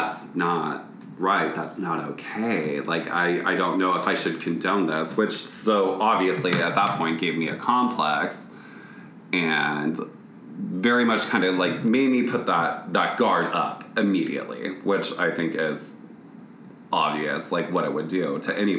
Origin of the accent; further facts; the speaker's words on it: Grand Island, Nebraska, United States; moved away; Growing up in Grand Island, Nebraska